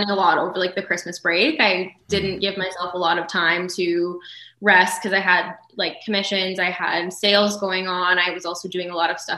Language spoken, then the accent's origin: English; Thunder Bay, Ontario, Canada; I am. Yes.